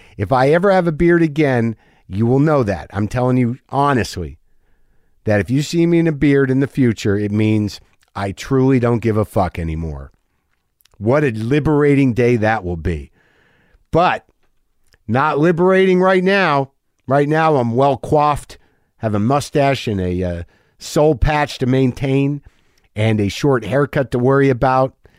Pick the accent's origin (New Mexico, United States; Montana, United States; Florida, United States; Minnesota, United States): New Mexico, United States; I'm a Jew from New Mexico